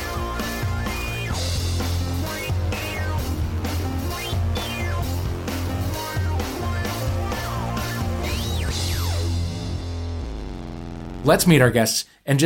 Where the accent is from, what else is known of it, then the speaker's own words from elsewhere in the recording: St. Louis, Missouri, United States; moved away; my hometown of St. Louis